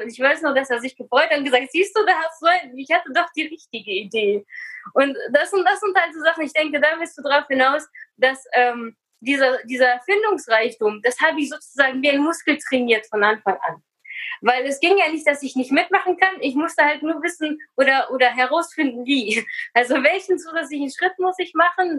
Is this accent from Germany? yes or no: yes; Germany; also born or lived in Kazakhstan; ich bin geboren in Kasachstan in einer russlanddeutschen Familie und im Alter von acht Jahren nach Deutschland gekommen